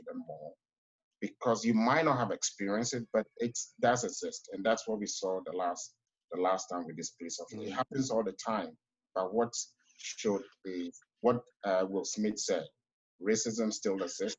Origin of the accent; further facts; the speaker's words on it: Ghana; now in United States; I grew up in Ghana before I came here.